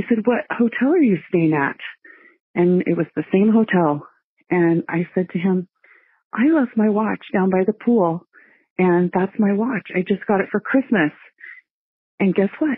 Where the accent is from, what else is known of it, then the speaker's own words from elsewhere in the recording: Northern California, United States; I grew up in Northern California